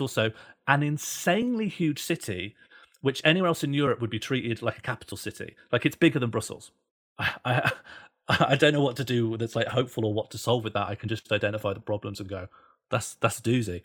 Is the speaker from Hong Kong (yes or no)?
no; Birmingham, West Midlands, United Kingdom; moved away; I grew up in Birmingham